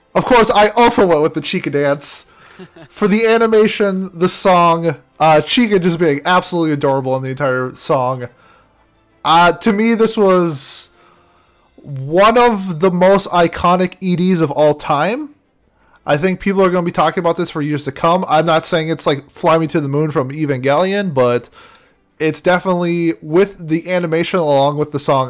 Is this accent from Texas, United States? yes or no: no; Minnesota, United States; growing up in Minnesota, we've had I've had exposure to like Native American music